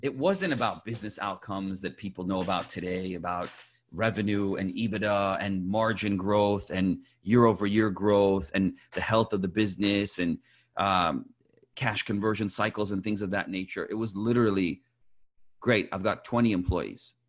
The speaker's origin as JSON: {"language": "English", "town": "Champaign", "region": "Illinois", "country": "United States", "tie": "born or raised there", "also_born_or_lived": "Iran", "moved": "yes", "lives_now": "Southern California, United States", "said": "I was born in Iran, moved to the U S, uh, when I was six years old, uh, with my family, and grew up in, uh, Illinois, in Champaign, Illinois, college town"}